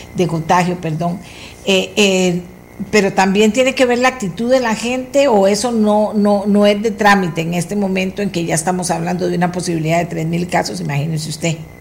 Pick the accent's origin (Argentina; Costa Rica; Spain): Costa Rica; somos los mismos ticos